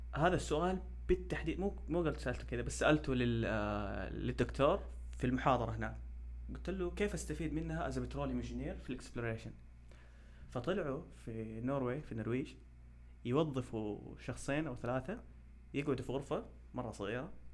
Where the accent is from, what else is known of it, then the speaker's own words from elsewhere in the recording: Saudi Arabia; عندنا في السعوديه